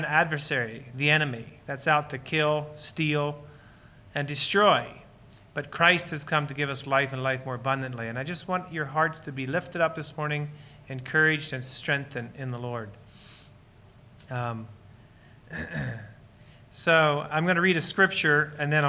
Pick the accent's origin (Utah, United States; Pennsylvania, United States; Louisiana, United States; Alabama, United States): Pennsylvania, United States; Lancaster County; So Lancaster County Amish is where I was born and raised